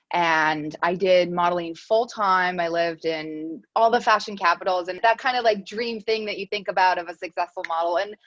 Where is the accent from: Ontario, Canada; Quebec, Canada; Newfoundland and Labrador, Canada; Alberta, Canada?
Quebec, Canada; Montreal; I'm from Montreal